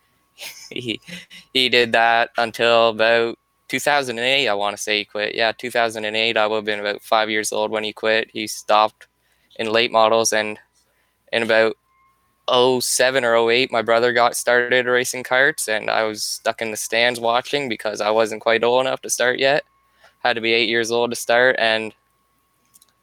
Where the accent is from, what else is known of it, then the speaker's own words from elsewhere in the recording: about 40 minutes from Detroit, Ontario, Canada; accent: Canadian; I'm from Canada, about 40 minutes from Detroit